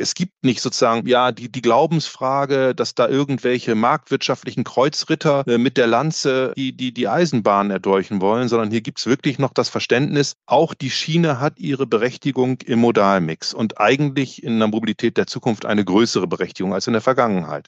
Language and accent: German; Germany; now in Switzerland; in Deutschland. Äh, das ist ja, wie man vielleicht hört, mein Heimatland